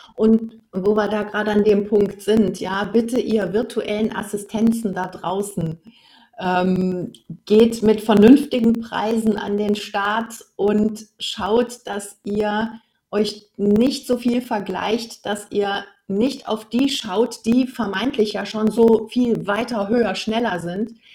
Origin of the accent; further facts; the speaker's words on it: North Rhine-Westphalia, Germany; moved away as an adult; now in Swabia, Germany; ursprünglich komme ich aus Nordrhein-Westfalen. Also ich bin sozusagen eine Rheinländerin und jetzt bin ich Wahlschwäbin seit hm. 2006.